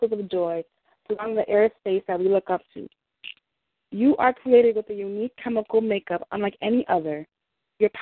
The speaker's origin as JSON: {"language": "English", "town": "New York City", "region": "New York", "country": "United States", "tie": "born or raised there", "said": "a person born and raised in Brooklyn"}